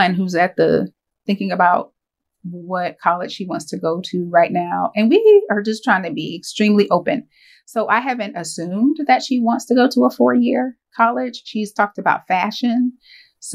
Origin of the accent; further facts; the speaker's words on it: Winston-Salem, North Carolina, United States; now in Davidson, United States; I grew up in Winston-Salem